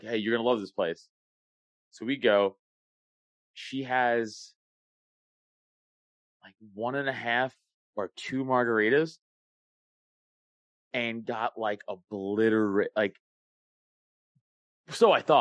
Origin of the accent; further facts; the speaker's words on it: New York City, New York, United States; moved away as an adult; now in Newtown, Pennsylvania, United States; I grew up in Staten Island, New York